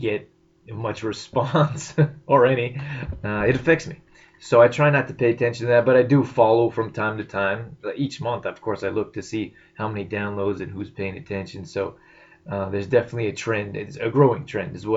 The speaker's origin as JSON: {"language": "English", "country": "Canada", "tie": "born or raised there", "also_born_or_lived": "United States / California", "moved": "as an adult", "said": "I'm Canadian. I spent the last 10 years in the U.S., but I'm in Canada now, and this is my home"}